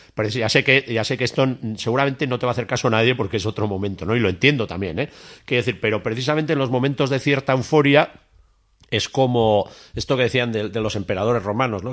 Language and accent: Spanish; Tafalla, Navarre, Spain; now in Pamplona, Spain; yo vivo en Iruña, pero soy de Tafalla